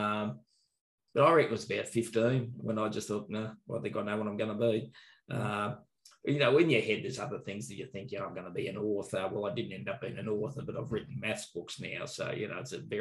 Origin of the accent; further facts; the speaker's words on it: Bendigo, Victoria, Australia; also born or lived in Melbourne; Born and bred in Bendigo, hard to get a gig in Bendigo